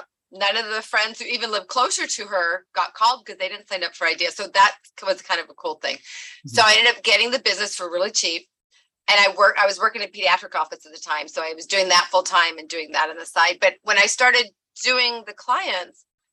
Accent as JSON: {"language": "English", "town": "Long Beach", "region": "California", "country": "United States", "also_born_or_lived": "Oregon", "said": "I'm originally from Long Beach, California, which I'm here again right now as of last year"}